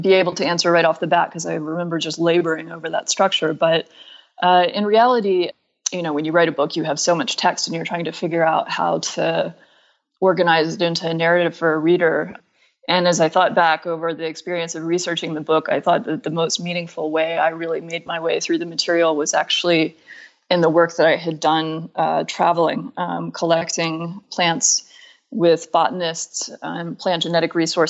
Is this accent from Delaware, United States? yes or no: no; Atlanta, Georgia, United States; moved away as an adult; also born or lived in Griffin, Georgia / New York; I grew up in Atlanta